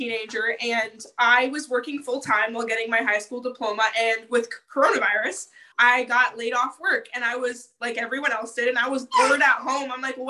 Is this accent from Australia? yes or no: no; Ontario, Canada; I'm from Ontario